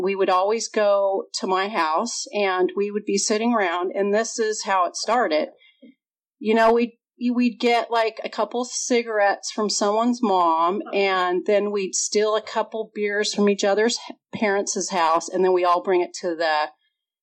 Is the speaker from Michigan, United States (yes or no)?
no; Redondo Beach, California, United States; also born or lived in Chicago / Santa Monica / Culver City; I grew up in Southern California. My parents moved from Chicago when I was 2 months old. We moved to Santa Monica. And then we moved to Culver City. And then most of my life I spent in Redondo Beach.